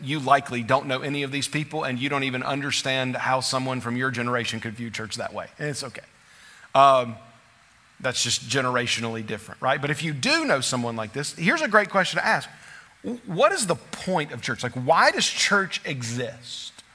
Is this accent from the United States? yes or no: yes; United States